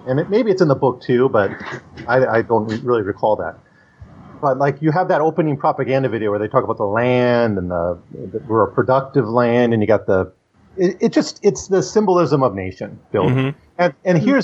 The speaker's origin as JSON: {"language": "English", "country": "United States", "tie": "born or raised there", "said": "I grew up in America"}